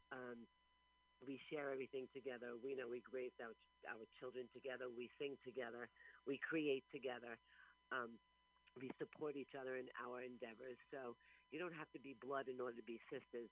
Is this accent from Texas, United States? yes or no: no; New York City, New York, United States; I was born in Brooklyn.